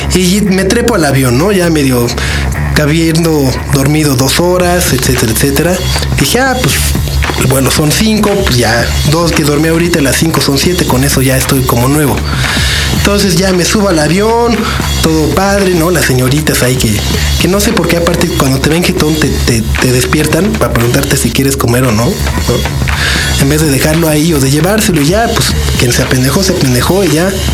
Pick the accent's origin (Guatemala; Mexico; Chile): Mexico; sí vengo de México